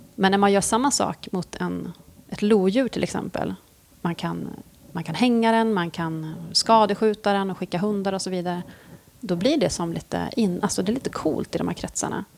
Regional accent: Norrland, Sweden; moved away; jag är från Norrland

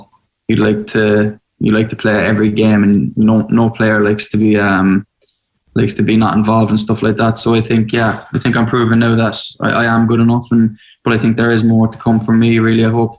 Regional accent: Ireland; moved away; You know, I moved over from Ireland to play football, like, make no bones about that.

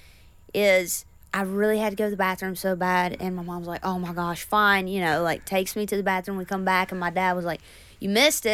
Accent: Floyd, Virginia, United States; I moved obviously from my hometown of Floyd

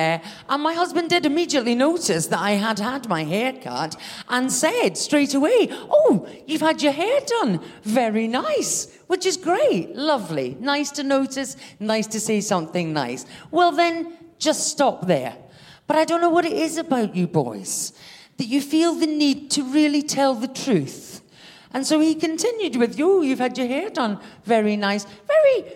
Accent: Scotland, United Kingdom; "Oh, where are you from?" I said, "Scotland."

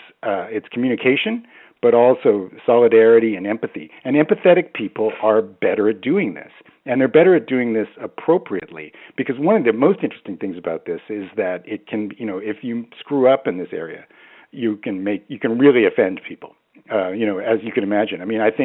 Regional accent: Canada; accent: Canadian; also born or lived in Baltimore; So my accent is completely messed up, and in the sense that I grew up in Canada. I have a sort of moderately strong Canadian accent.

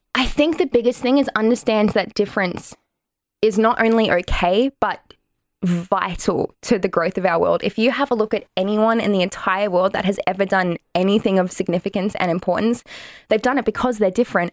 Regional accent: Australia; Irish Australian

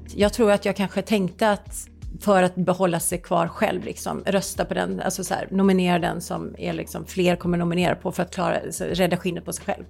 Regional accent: Gothenburg, Västra Götaland, Sweden; Jag kommer från Göteborg

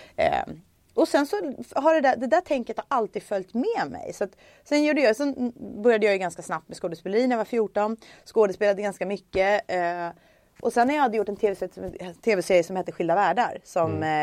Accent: Stockholm, Stockholm County, Sweden; jag är uppvuxen i Stockholm

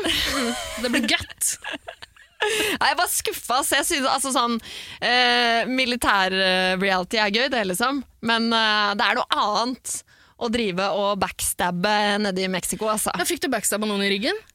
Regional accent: Iraq; Jeg kan si det, for jeg kommer også fra Irak.

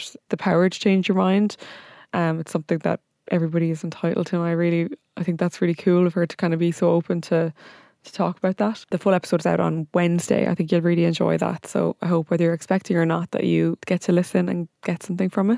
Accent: Limerick, Munster, Ireland; I'm from Limerick

